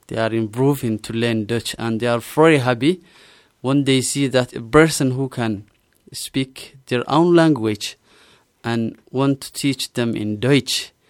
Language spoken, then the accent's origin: German; Somalia; German is a second language; moved away as an adult; now in Salzburg, Austria; Ich komme aus Somalia und lebe schon sechs Monate in Salzburg. Ich bin Englischlehrer von Beruf. Ich bin 27 Jahre alt